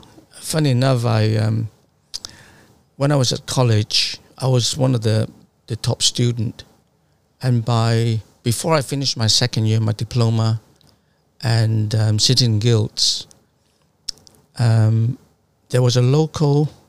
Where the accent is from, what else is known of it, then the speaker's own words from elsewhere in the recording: Sunderland, North East England, United Kingdom; moved away as an adult; now in London, United Kingdom; because we moved down from Sunderland to London in the 80s, because there was a huge recession up northeast of England, and my father lost all his business, and it forced us to move.